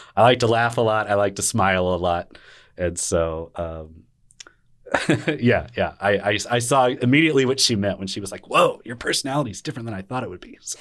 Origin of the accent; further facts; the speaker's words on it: Arlington, Texas, United States; a young kiddo growing up in Arlington, Texas.